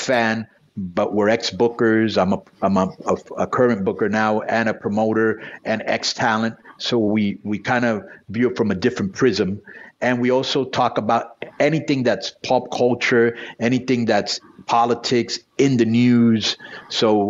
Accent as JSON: {"language": "English", "town": "Miami", "region": "Florida", "country": "United States", "said": "I'm from Miami."}